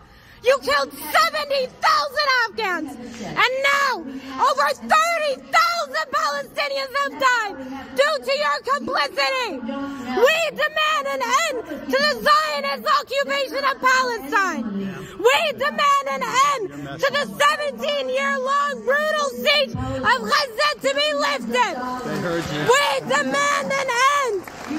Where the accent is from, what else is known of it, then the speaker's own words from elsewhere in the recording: Iraq; now in United States; I'm an Iraqi refugee